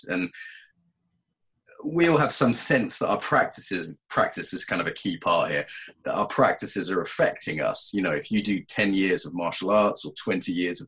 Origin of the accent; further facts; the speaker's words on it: England, United Kingdom; also born or lived in Russia / Brazil; I'm from an Irish background, but I grew up in England.